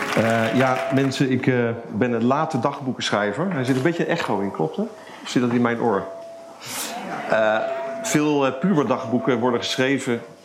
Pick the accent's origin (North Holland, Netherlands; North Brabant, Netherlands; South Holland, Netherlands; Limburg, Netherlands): North Brabant, Netherlands; Eindhoven; moved away as an adult; also born or lived in Amsterdam; in Eindhoven, waar ik geboren ben, waar ik bij mijn ouders nog woonde